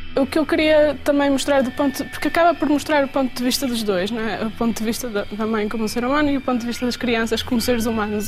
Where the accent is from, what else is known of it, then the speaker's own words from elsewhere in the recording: Vila do Conde, Norte, Portugal; also born or lived in Braga; Eu cresci em Vila de Conde, sou de Braga, mas cresci em Vila de Conde